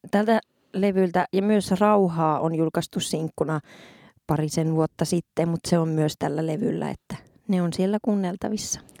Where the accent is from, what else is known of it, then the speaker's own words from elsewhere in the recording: Muonio, Lapland, Finland; ja sitten on nyt on Muoniossa, ihanaa kotikirkossa yes. siellä.